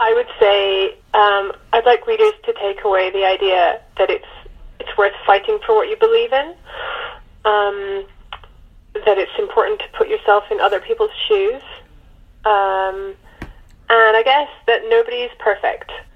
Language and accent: English; United Kingdom; as a Brit